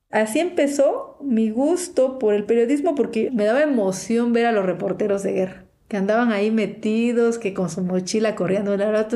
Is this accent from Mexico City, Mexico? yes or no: no; Unión Hidalgo, Oaxaca, Mexico; also born or lived in Puebla; soy reportera zapoteca, nací en Unión Hidalgo, Oaxaca